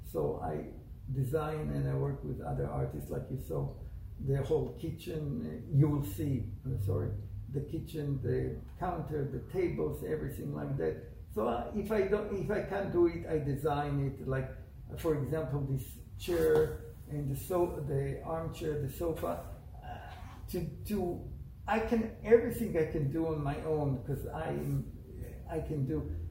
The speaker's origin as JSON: {"language": "English", "country": "Israel", "tie": "born or raised there", "also_born_or_lived": "Italy", "moved": "as an adult", "lives_now": "United States", "said": "I was born in Israel. Uh, lived there till the age of 21. I came to America, got married here, and after two years, we, uh, my ex-wife and me, we went to Italy, and we finished veterinary school in Italy."}